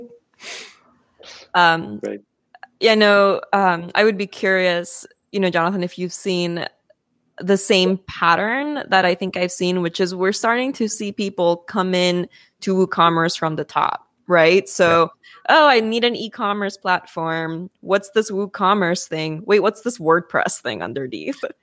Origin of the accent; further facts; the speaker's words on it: Lima, Peru; Lima, Peru. Mm-hmm. Um, because, fun fact, that's my hometown